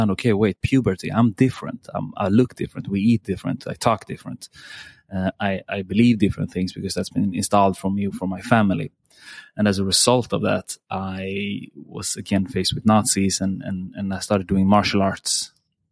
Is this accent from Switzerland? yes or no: no; Sweden; I'm born and raised in Sweden